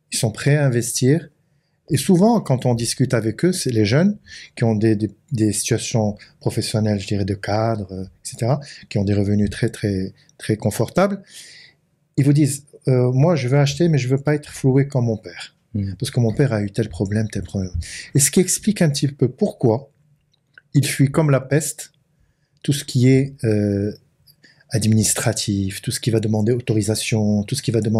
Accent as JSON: {"language": "French", "country": "Morocco", "said": "Euh, je suis marocain."}